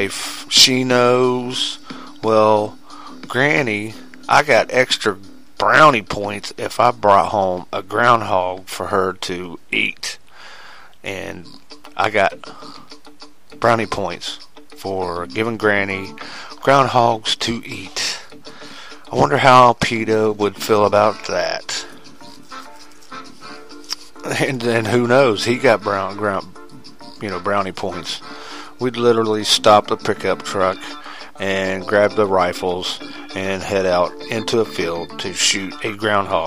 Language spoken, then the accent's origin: English; West Virginia, United States; me as an American, me as a true red-blooded, a green-loving West Virginia Guyandotte